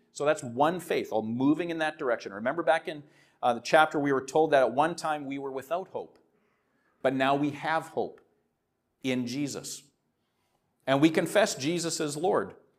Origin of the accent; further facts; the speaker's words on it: Saskatoon, Saskatchewan, Canada; I'm from Saskatoon